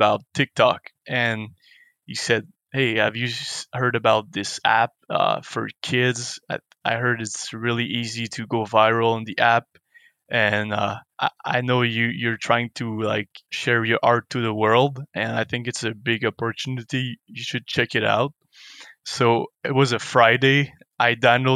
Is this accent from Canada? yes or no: yes; Montreal, Quebec, Canada; moved away as an adult; also born or lived in Vancouver; I'm from Montreal